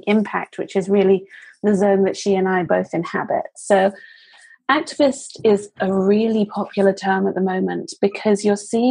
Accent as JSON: {"language": "English", "country": "United Kingdom", "moved": "yes", "said": "as a Brit who is abroad"}